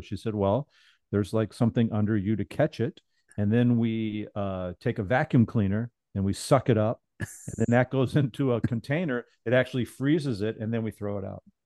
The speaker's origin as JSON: {"language": "English", "region": "the South", "country": "United States", "moved": "yes", "said": "I'm from the South"}